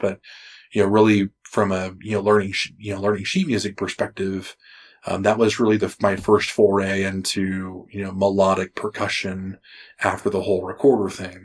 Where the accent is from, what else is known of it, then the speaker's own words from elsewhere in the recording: Springfield, Oregon, United States; moved away; I was born in Springfield, just outside of Eugene